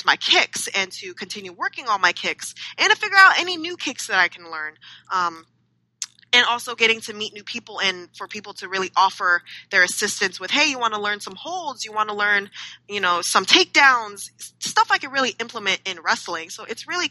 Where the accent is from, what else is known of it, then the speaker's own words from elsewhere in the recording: California, United States; in the early 90s, we were raised in California